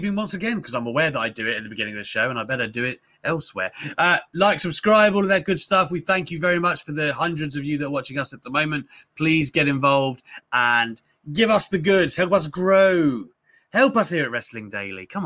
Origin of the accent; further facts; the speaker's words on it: United Kingdom; I'm British